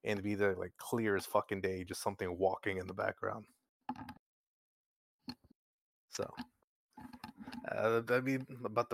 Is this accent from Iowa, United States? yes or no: no; San Antonio, Texas, United States; I'm from San Antonio